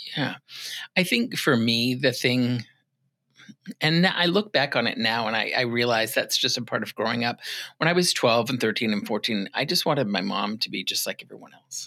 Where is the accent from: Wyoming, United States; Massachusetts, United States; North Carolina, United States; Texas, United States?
Massachusetts, United States; moved away as an adult; also born or lived in Arizona / Rhode Island / Minnesota; now in Ocala, United States; I was born in Massachusetts. Okay, um, I lived there for a good part of my younger years, mm-hmm. between there and Arizona